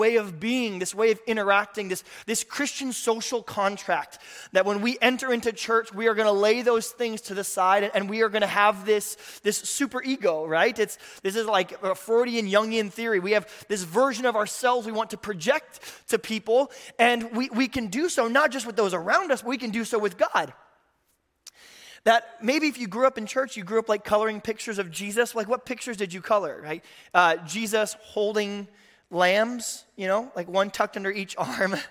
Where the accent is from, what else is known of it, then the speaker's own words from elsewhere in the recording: Tulsa, Oklahoma, United States; I grew up in the Midwest. My dad was a Lutheran pastor in Tulsa, Oklahoma